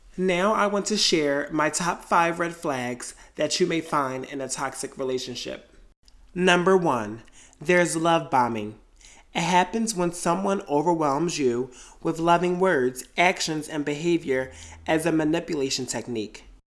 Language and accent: English; Delaware, United States; moved away as an adult; also born or lived in New York City; I left Delaware, my hometown, and moved to New York City